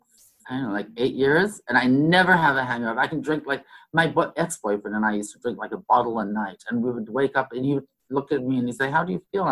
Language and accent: English; South Africa; moved away as an adult; now in Miami, United States; I'm originally from South Africa, yeah. But I left when I was like 18 years old.